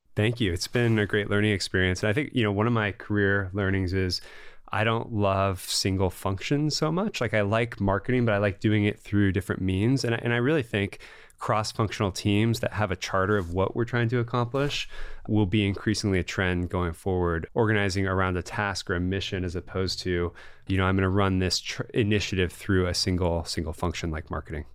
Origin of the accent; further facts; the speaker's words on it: Bay Area, California, United States; I'm a Californian and a Bay Area na-, native